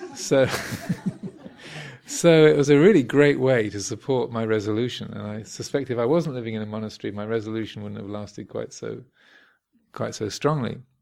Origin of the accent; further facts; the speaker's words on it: Kent, South East England, United Kingdom; where I grew up in Kent